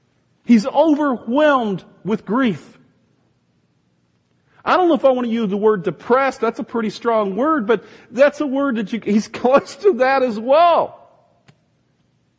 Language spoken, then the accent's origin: English; the South, United States; Some of you think that that's cool because I came from the South